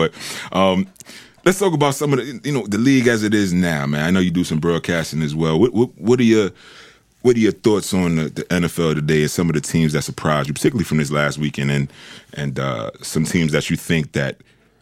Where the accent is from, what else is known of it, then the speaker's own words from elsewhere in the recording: New York, United States; I'm from New York